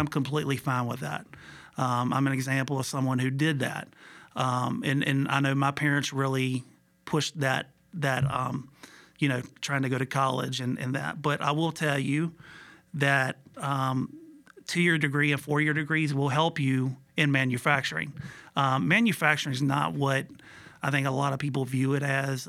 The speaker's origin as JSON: {"language": "English", "town": "Buena Vista", "region": "Virginia", "country": "United States", "tie": "born or raised there", "also_born_or_lived": "Hopewell, Virginia / Harrisonburg, Virginia", "said": "I was born and raised in Buena Vista, Virginia"}